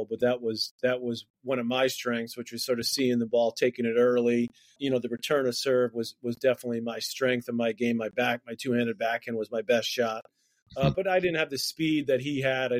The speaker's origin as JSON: {"language": "English", "town": "New York City", "region": "New York", "country": "United States", "tie": "born or raised there", "said": "we grew up in Queens, New York"}